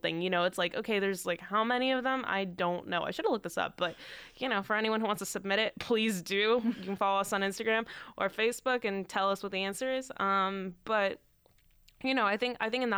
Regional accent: San Francisco, California, United States; moved away as an adult; now in Boston, United States; I grew up in San Francisco, I'm here in Boston now for college.

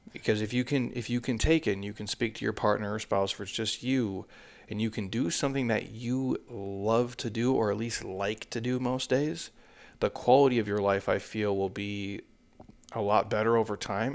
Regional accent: United States; I grew up on the Mississippi River

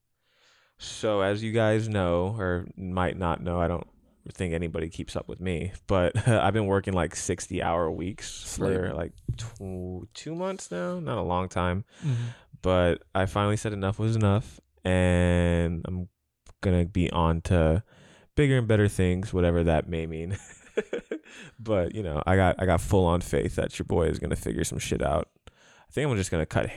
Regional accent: Hawaii, United States; moved away; I'm from Hawaii

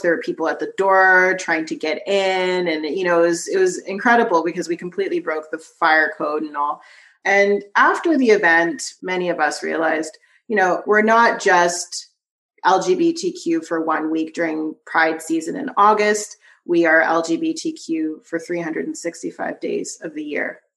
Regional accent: Vancouver, British Columbia, Canada; I was born in Vancouver, BC

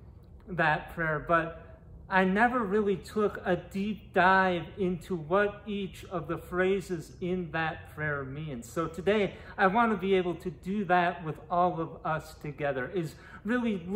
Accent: Minnesota, United States; moved away; in Minneapolis, Minnesota, my home state

